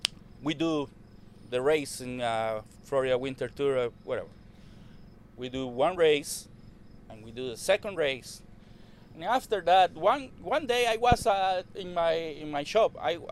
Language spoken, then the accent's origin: English; Costa Rica; English is a second language; moved away as an adult; And I'm from Costa Rica.